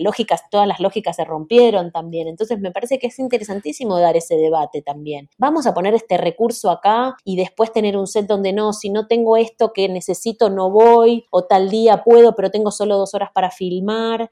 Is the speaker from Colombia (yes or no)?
no; Argentina; nací en Argentina, soy la, primera argentina de familia uruguaya completa